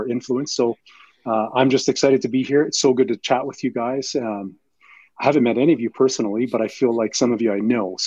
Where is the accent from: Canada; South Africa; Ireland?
Canada; Toronto, Ontario; moved away as an adult; now in Regina, Canada; I'm from Toronto originally, and but I've been here for over 8 years now in the province.